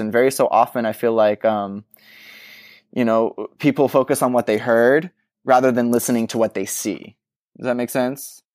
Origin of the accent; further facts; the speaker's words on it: Texas, United States; you're a kid growing up in Texas